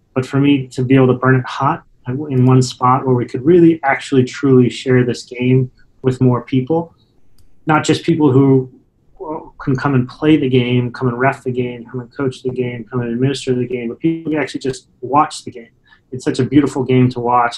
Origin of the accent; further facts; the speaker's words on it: Salt Lake City, Utah, United States; I grew up in Salt Lake City